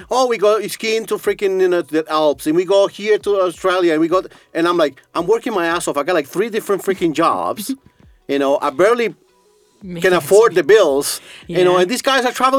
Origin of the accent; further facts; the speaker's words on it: Costa Rica; now in Estonia; I'm Latino, I'm from Costa Rica